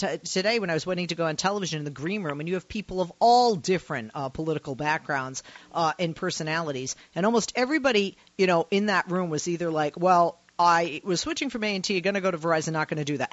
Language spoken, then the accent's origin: English; Massachusetts, United States; now in California, United States; I am in California, but I'm originally from Massachusetts. So that home state of mine